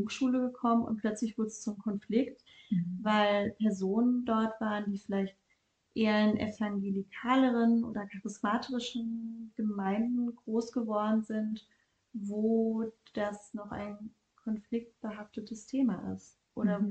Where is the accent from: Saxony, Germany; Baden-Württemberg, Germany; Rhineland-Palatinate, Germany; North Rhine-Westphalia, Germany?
North Rhine-Westphalia, Germany; Bielefeld; moved away as an adult; also born or lived in Ludwigsburg; now in Vienna, Austria; Ich komme ursprünglich aus Deutschland, aus Bielefeld, habe dann in Ludwigsburg studiert